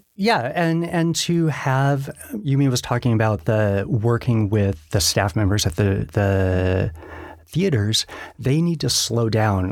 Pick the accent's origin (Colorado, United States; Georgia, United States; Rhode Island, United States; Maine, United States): Colorado, United States; Denver; born and raised in Denver